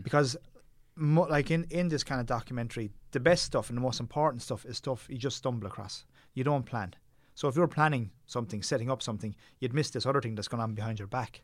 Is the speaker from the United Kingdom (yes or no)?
no; Tipperary, Munster, Ireland; I grew up in Tipperary